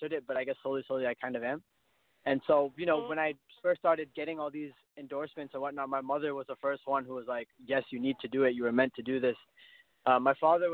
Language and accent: English; Canada; My dad is Indian. My mom is Pakistani, but I was born in Canada, so I'm Canadian